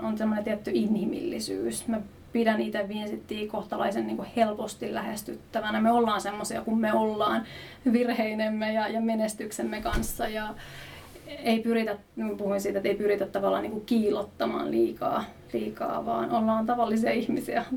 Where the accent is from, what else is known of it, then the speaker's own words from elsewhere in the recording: Jyväskylä, Central Finland, Finland; Mä oon lähtöisin Jyväskylästä